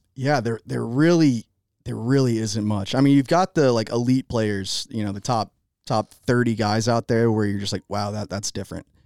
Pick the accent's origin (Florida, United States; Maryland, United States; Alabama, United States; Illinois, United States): Florida, United States; Jacksonville; I grew up in Jacksonville, Florida